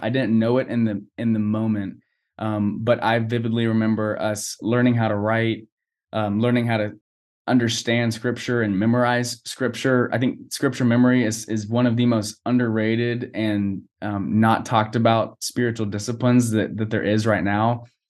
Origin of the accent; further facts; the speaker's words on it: Boerne, Texas, United States; now in College Station, United States; I was born and raised in Burney, Texas